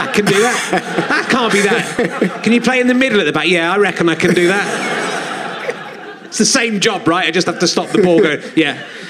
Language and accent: English; Yorkshire and the Humber, United Kingdom; born or raised there